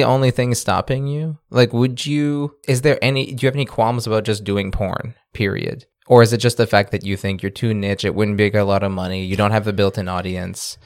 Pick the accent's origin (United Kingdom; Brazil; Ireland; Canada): Canada; accent: Acadian; my Acadian accent